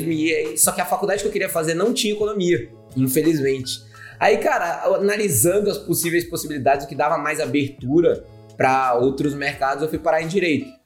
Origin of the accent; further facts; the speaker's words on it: Aracaju, Sergipe, Brazil; eu sou, do, sou de Aracaju, que é a capital de Sergipe, o menor estado do Brasil.